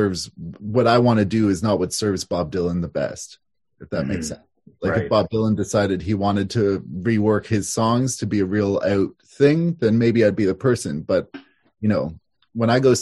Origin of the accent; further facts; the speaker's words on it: Toronto, Ontario, Canada; moved away as an adult; also born or lived in Montreal, Quebec; now in Havelock, Canada; I grew up in downtown Toronto.